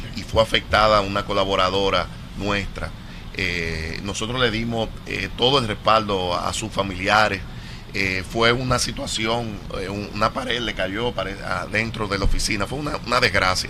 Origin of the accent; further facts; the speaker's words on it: Dominican Republic; cómo somos nosotros los dominicanos